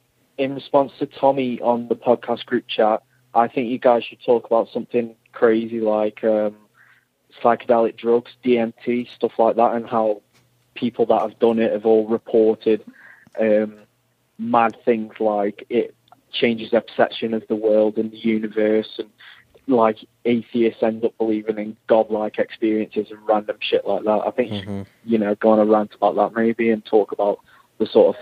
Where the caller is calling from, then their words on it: England, United Kingdom; I'm calling from England.